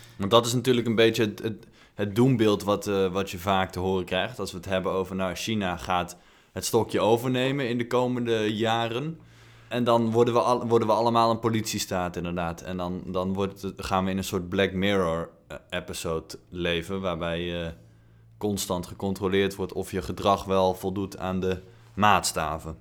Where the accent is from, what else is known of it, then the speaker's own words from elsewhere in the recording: Netherlands; wij, denk ik, als Nederlanders